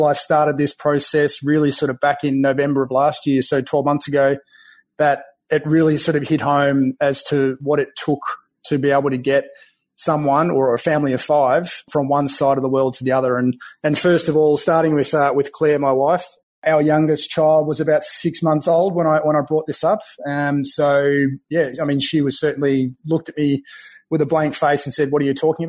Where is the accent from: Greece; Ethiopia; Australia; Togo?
Australia; country Victoria; accent: Australian; also born or lived in Melbourne, Australia; now in Bellevue, United States; I'm from Melbourne, Australia. So I grew up in country Victoria